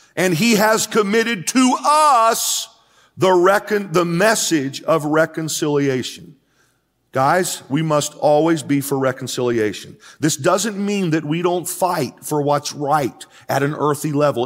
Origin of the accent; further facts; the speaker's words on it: United States; I am an American. I'm proud to be an American